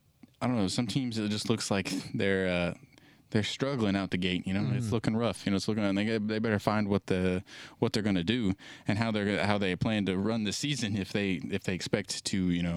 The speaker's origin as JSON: {"language": "English", "region": "Arkansas", "country": "United States", "tie": "born there", "said": "I'm from Arkansas. So, I'm not really from there, but I was born in Arkansas. And I live close to Arkansas, in my hometown anyway."}